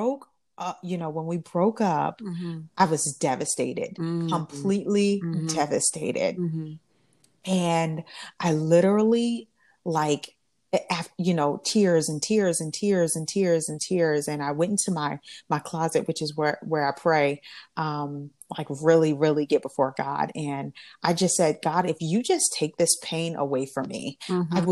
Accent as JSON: {"language": "English", "region": "Alabama", "country": "United States", "moved": "as an adult", "said": "I'm from Alabama"}